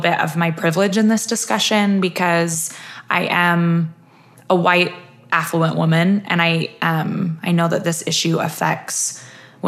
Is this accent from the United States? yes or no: yes; Centerville, Utah, United States; I grew up here in Utah.